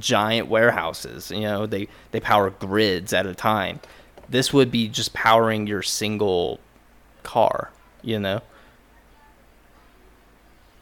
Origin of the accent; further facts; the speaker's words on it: United States; I'm American.